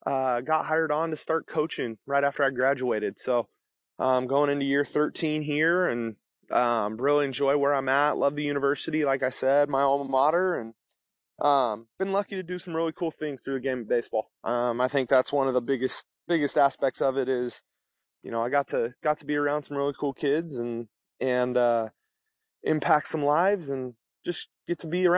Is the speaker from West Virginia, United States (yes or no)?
no; Vallejo, California, United States; So I grew up in the Bay Area of California, in Vallejo, California, and went to St. Patrick, St. Vincent High School and graduated from there